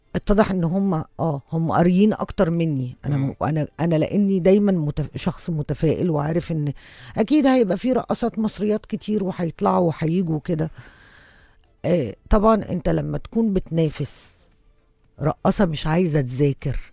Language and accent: Arabic; Egypt; إحنا كمصريين